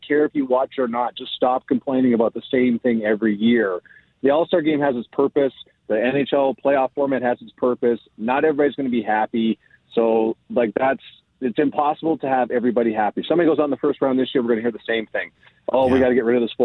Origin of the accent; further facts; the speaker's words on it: Cochrane, Alberta, Canada; moved away; also born or lived in Calgary / Toronto; growing up in Calgary, Cochrane, Alberta